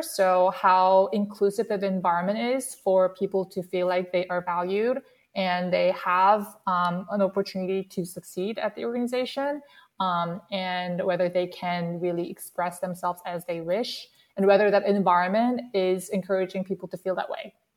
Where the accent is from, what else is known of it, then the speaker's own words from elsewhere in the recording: South Korea; English is a second language; moved away as an adult; now in United States; I actually grew up in South Korea and I moved to the States when I started my college.